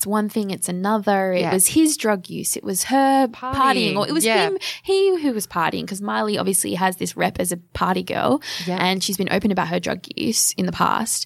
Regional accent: Geelong, Victoria, Australia; I am from Geelong in Victoria

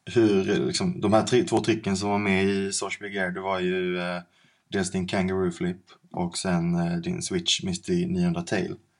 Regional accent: Skåne, Sweden; accent: Skånska; moved away as an adult; now in Stockholm, Sweden; är en skidnörd från Skåne. Eh, förhoppningsvis så hör ni min skånska dialekt trots att jag har bott

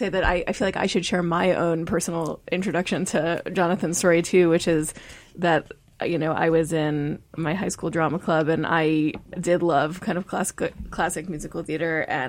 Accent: outside Hartford, Connecticut, United States; I'm from Connecticut, outside Hartford.

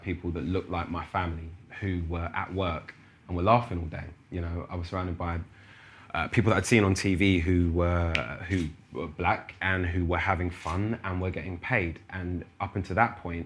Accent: London, United Kingdom; I'm from North London. And the top of my council estate, you could see the Arsenal Stadium

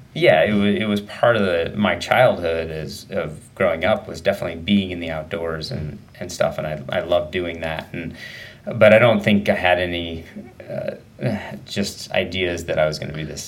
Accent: Medford, Oregon, United States; also born or lived in Sacramento, California; now in Bend, United States; went to school and everything in Southern Oregon, Medford area, and grew up there

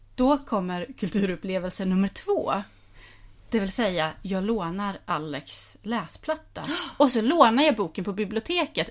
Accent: Skåne, Sweden; jag är uppvuxen i Skåne och är till viss del i Skåne och är dialektförvirrad

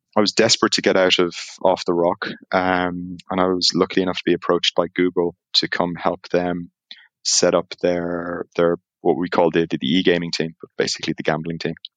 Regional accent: Ireland; accent: Irish; now in Amsterdam, Netherlands; as you can tell by the accent, even though I'm in Amsterdam, I'm, I'm Irish

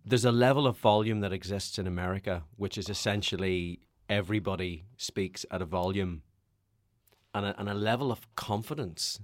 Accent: Northern Ireland, United Kingdom; grew up as a Irish Catholic hmm. in Northern Ireland

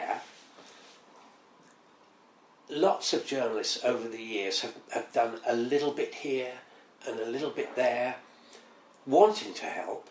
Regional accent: Welsh, Wales, United Kingdom; also born or lived in Hampshire; now in London, United Kingdom; we're Welsh

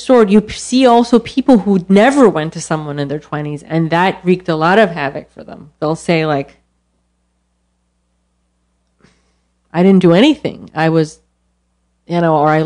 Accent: Iran; born or raised there; now in United States

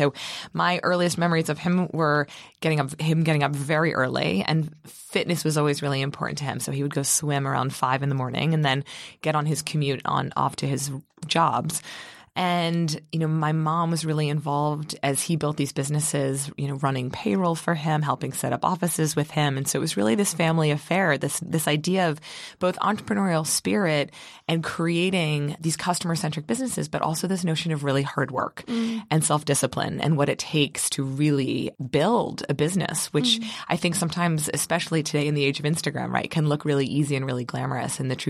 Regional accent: Baltimore, Maryland, United States; Yeah, so I grew up in Baltimore, Maryland

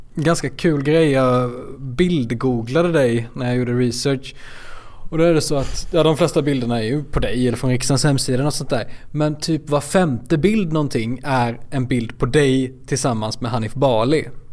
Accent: Småland, Sweden; är smålänning

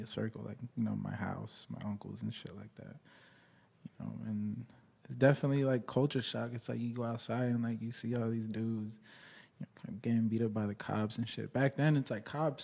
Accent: Los Angeles, California, United States; born and raised in the San Fernando Valley, North Hollywood

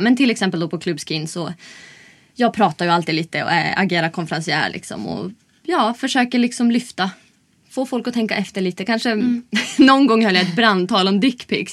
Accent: Umeå, Västerbotten County, Sweden; moved away as an adult; now in Stockholm, Sweden; Jag kommer från Umeå

